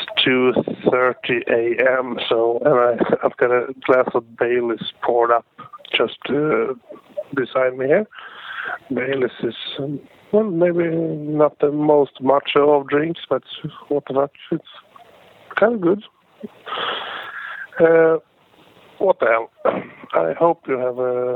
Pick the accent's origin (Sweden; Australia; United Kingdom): Sweden; I'm from Sweden